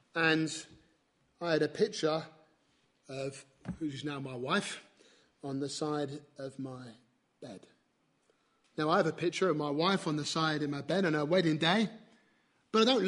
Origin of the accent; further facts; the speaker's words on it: near Canterbury, South East England, United Kingdom; near where I grew up in Canterbury